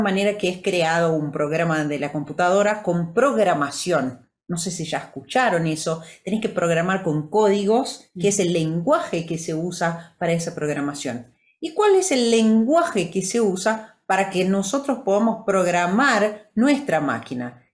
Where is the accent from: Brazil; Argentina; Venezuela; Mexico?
Brazil; first language Portuguese; Spanish is a second language; yo soy brasilera, mm, viví en Brasil, crecí en Brasil